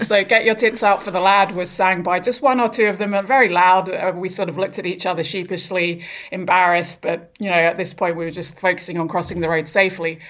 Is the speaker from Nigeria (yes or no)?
no; Brighton, South East England, United Kingdom; moved away; also born or lived in Australia; I grew up in Brighton in England